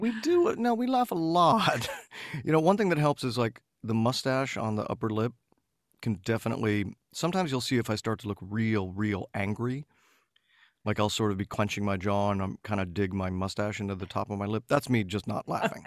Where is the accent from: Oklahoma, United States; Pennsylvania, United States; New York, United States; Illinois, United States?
Illinois, United States; Oak Park; when I was growing up in the Chicago suburbs